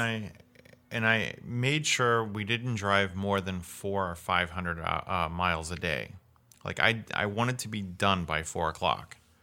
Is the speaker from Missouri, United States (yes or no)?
yes; Missouri, United States; also born or lived in Florida; now in Washington State, United States; I'm from Missouri